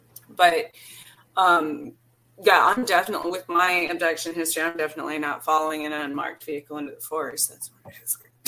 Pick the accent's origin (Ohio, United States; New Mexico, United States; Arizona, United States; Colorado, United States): New Mexico, United States; because I came from New Mexico. I've been back there in different experiences.